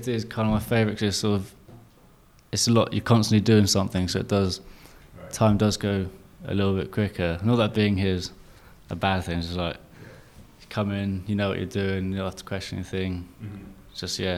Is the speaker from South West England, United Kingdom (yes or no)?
yes; Penzance, South West England, United Kingdom; moved away as an adult; now in London, United Kingdom; Born and raised in Penzance, PZ